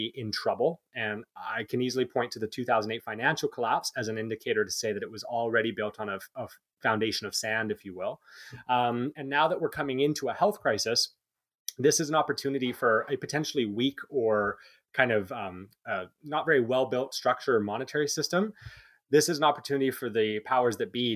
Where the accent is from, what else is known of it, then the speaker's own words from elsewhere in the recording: Canada; we're Canadian